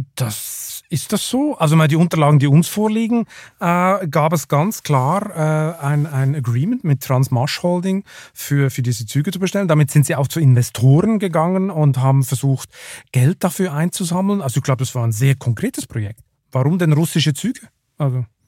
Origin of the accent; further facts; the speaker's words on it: Lucerne, Switzerland; now in Germany; meiner Heimatstadt Luzern